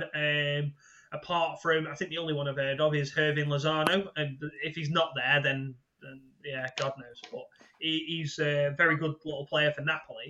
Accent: England, United Kingdom; as an Englishman

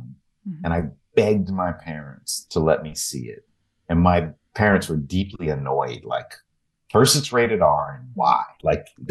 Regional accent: Houston, Texas, United States; moved away; growing up in Houston

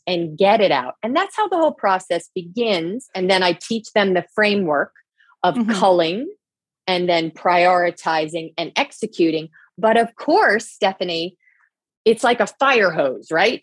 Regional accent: New Jersey, United States; also born or lived in Boston; I grew up in New Jersey. I grew up on a small farm. I live in New Jersey

